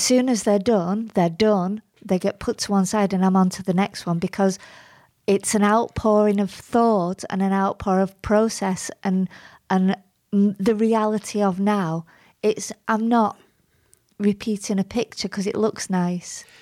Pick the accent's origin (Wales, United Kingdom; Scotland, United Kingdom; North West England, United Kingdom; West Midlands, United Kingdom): North West England, United Kingdom; Bury; You can't get more Barry, actually. I was born on Gig Lane